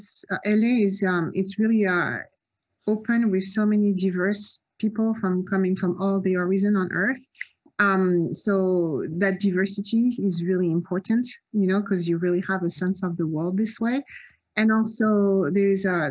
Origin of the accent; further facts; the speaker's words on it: Nice, Provence-Alpes-Côte d'Azur, France; moved away as an adult; also born or lived in Cannes / Paris / Marseille; now in Los Angeles, United States; I'm actually French. I was born in Cannes. I grew up in Nice